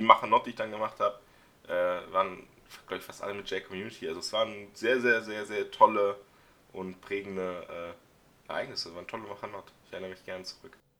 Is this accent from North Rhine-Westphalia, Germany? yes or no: no; Dissen am Teutoburger Wald, Lower Saxony, Germany; ich komme aus der Stadt Dissen am Teutoburger Wald